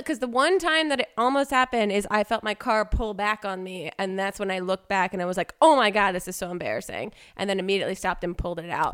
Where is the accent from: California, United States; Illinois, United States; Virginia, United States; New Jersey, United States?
New Jersey, United States; now in Los Angeles, United States; I'm from Jersey